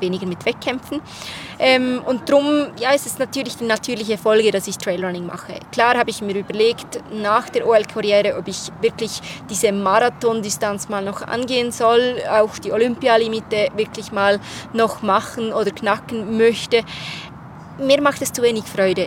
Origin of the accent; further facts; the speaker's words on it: Switzerland; ich bin aus der Schweiz